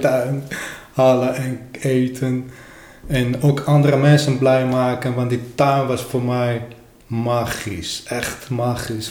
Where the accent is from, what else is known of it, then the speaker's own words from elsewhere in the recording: Armenia; Dutch is a second language; moved away as an adult; now in Netherlands; bij ons in Armenië